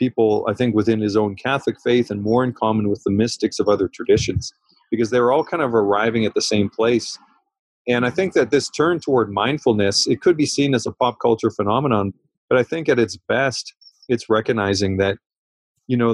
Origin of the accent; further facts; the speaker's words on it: Canada; I'm a Canadian